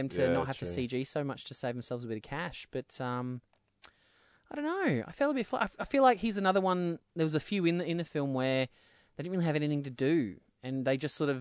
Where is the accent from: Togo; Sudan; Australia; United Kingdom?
Australia; we're Australian